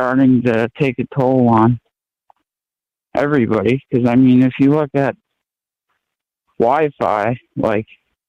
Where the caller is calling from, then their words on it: Maine, United States; Hey, how's it going? I'm from Maine.